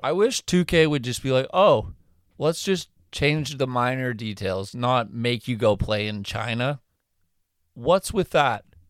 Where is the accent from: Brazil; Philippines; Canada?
Canada; we're Canadian